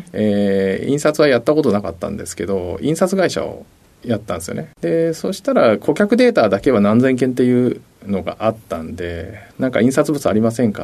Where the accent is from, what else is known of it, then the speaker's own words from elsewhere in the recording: Kagoshima, Japan; moved away; 鹿児島県ですね